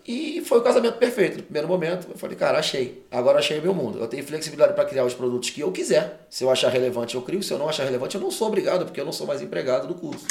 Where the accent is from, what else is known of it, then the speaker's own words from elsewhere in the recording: Rio de Janeiro, Brazil; moved away as an adult; now in Cuiabá, Brazil; eu que sou carioca, vira vida toda lá. Fui morar em, em Mato Grosso, Cuiabá